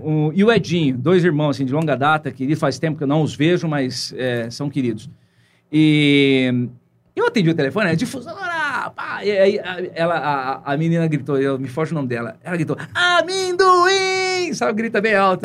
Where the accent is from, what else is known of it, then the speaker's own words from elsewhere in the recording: Santa Fé do Sul, São Paulo, Brazil; now in Ribeirão Preto, Brazil; Eu, pô, vim de Santa Fé do Sul